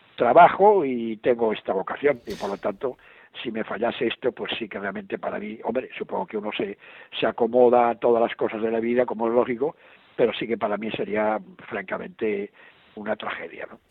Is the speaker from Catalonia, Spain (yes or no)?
yes; Barcelona, Catalonia, Spain; moved away as an adult; also born or lived in Paris / Athens; now in Beirut, Lebanon; yo soy de Barcelona, soy catalán